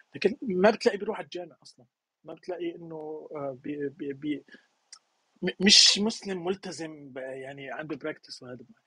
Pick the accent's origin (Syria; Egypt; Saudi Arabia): Syria; moved away as an adult; أنا مثلاً من سوريا